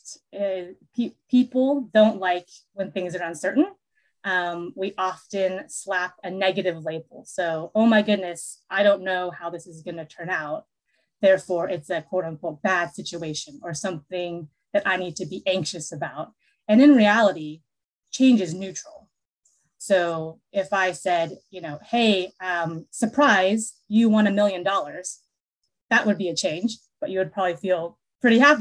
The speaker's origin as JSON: {"language": "English", "town": "Seattle", "region": "Washington", "country": "United States", "tie": "born or raised there", "also_born_or_lived": "Seoul, South Korea", "said": "I was actually born in Seoul, South Korea, and then I was adopted as a little baby, 5 months old, and brought over to America, and I was raised in Seattle."}